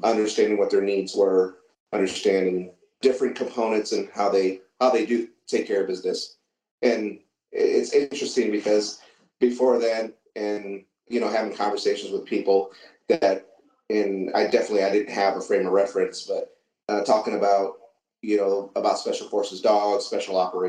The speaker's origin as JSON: {"language": "English", "region": "Southeast Michigan", "country": "United States", "tie": "born or raised there", "also_born_or_lived": "San Antonio, Texas", "moved": "as an adult", "said": "I grew up in Southeast Michigan as a kid, and we had grew up on a farm"}